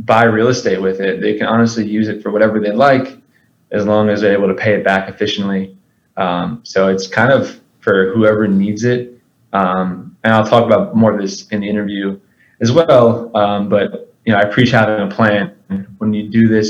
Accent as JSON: {"language": "English", "area": "Long Island, Suffolk County", "region": "New York", "country": "United States", "tie": "born or raised there", "moved": "as an adult", "lives_now": "Austin, United States", "said": "I am born and raised in Long Island, New York, in Suffolk County."}